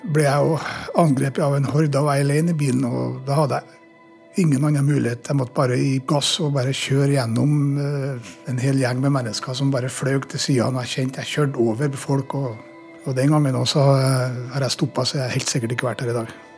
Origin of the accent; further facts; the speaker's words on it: Norway; also born or lived in Namsos; hjemme i Norge